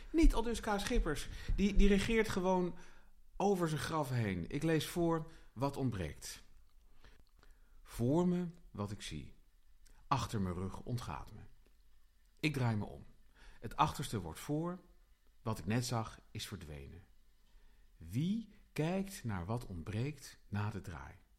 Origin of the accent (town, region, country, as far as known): Utrecht, Netherlands